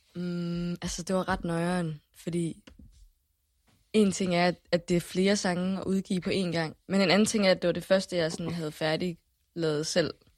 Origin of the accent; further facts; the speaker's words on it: Haderslev, Southern Denmark, Denmark; jeg boede i, i en lille by, der hedder Starup, som ligger lige uden for